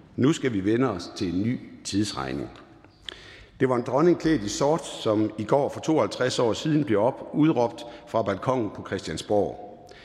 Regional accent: Jutland, Denmark; accent: Jutlandic; Der, hvor jeg kommer fra, er man forsigtig med at bruge store ord. Derfor vil jeg sige på jysk

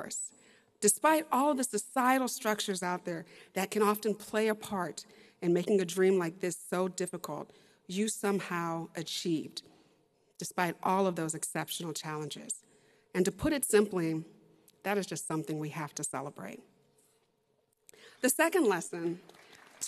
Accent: Texas, United States; I'm a lawyer, I'm a professor, and I'm from Texas

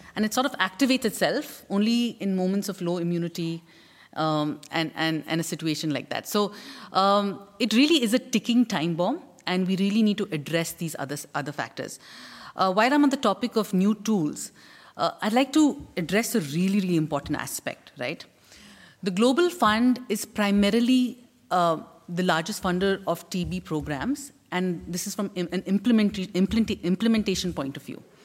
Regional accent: India; As an Indian

